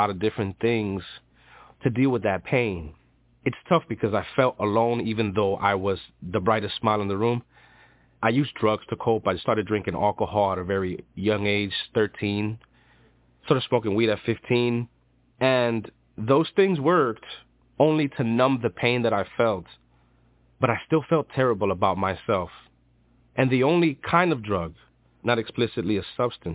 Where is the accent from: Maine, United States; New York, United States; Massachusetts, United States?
New York, United States; New York City; I'm from Dykeman. It's Manhattan, New York